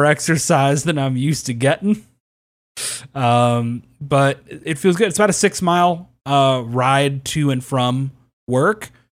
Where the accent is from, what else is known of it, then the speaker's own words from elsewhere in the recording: Kentucky, United States; I'm from Kentucky.